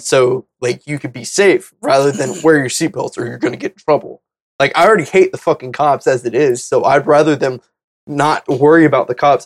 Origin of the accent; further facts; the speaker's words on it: the South, United States; growing up in the South, I really had hardcore, like, Christian parents